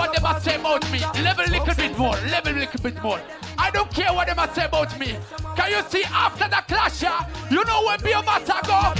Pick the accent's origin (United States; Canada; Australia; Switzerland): Switzerland; Because guess what? Since we come from Switzerland, them a try to come at Switzerland and divide the dance and rule it alone.